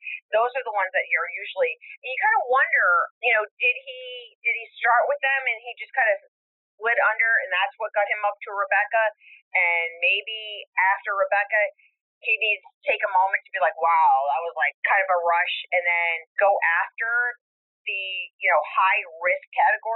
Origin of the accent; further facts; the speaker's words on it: Rhode Island, United States; it was my hometown, my home state